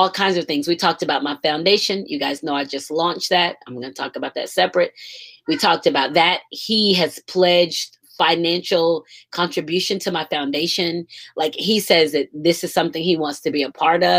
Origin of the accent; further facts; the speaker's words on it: Georgia, United States; now in Florida, United States; I'm a Georgia peach. I live in Florida, but I'm from Georgia.